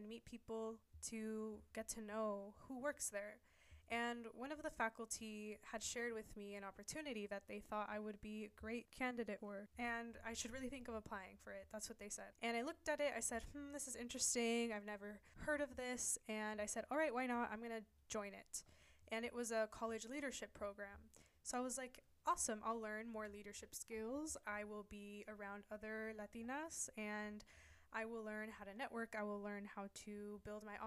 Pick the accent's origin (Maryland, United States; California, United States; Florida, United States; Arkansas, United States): California, United States; the Bay Area; I'm from the Bay Area